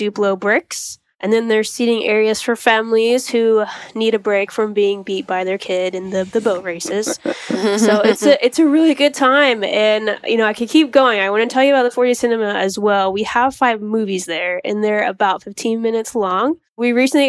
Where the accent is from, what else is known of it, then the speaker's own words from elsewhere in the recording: Georgia, United States; also born or lived in Florida; I was born in Florida. I still have my father lives down there, but I lived in Georgia most of my life. So a lot of times I just say I'm from here